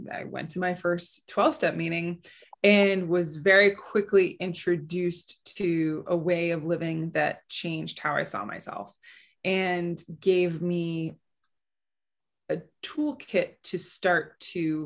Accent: Midwest, United States; I grew up in the Midwest

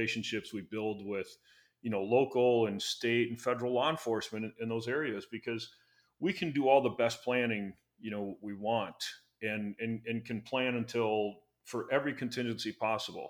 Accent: Minneapolis, Minnesota, United States; I'm from Minneapolis

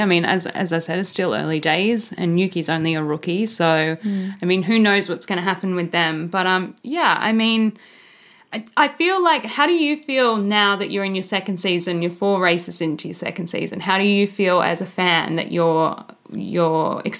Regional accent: Australia; as an Aussie

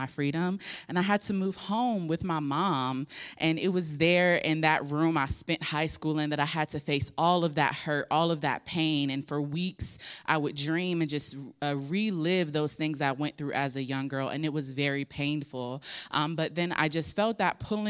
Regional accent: Hampton Roads, Virginia, United States; I was born and raised here in Hampton Roads

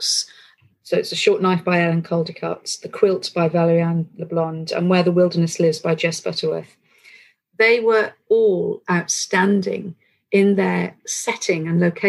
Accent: North Wales, United Kingdom; I'm from North Wales

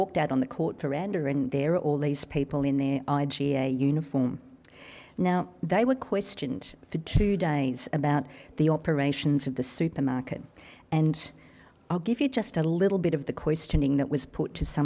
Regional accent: Cobar, New South Wales, Australia; moved away as an adult; now in Sydney, Australia; when I was a little girl growing up in Cobar

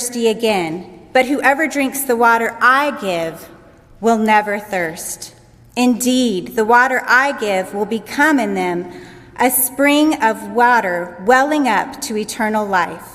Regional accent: United States; As an American woman

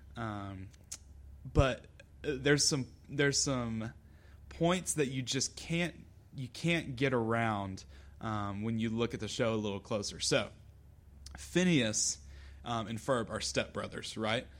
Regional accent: Lexington, South Carolina, United States; I'm from Lexington

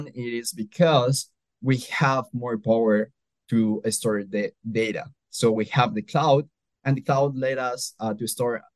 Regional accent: Colombia; now in Nebraska, United States; I am from Colombia originally

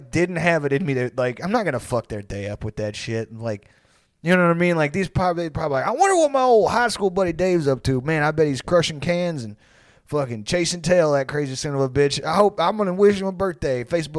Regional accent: New Jersey, United States; I don't know why we're both from Jersey when we're old.

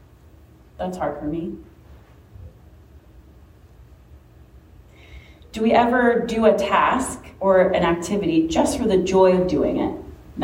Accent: Richmond, United States; moved away as an adult; Richmond is my hometown

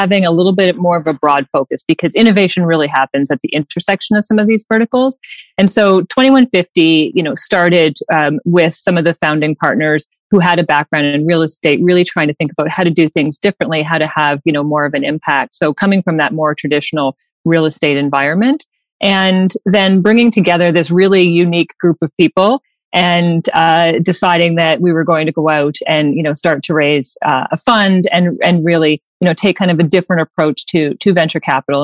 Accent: East Coast of Canada, Canada; am from the East Coast of Canada. My husband and I are from the same town of 1,000 people

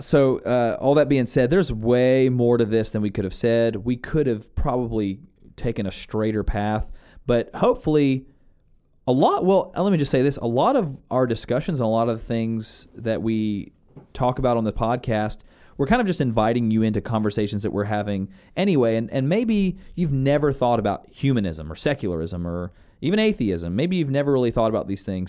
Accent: United States; born and raised in the United States

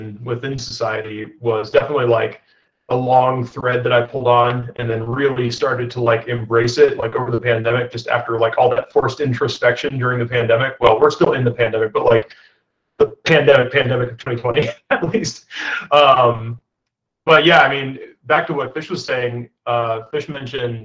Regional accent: the South, United States; growing up in the South, there's definitely like very aggressive boxes that you're being pushed into all the time

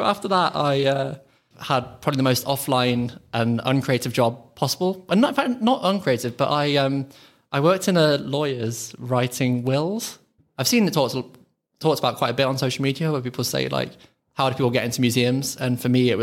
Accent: Midlands, United Kingdom; accent: Midlands lilt; being from the like Midlands, I feel like my accent can either go quite... I've got like this Midlands lilt

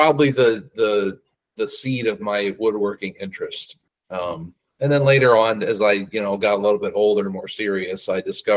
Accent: Cedar Rapids, Iowa, United States; I was born and raised in Cedar Rapids, Iowa

